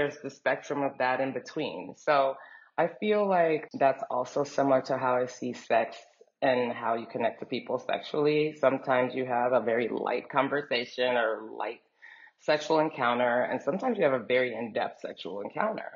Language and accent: English; Dallas, Texas, United States; moved away as an adult; also born or lived in New York; I was growing up in Texas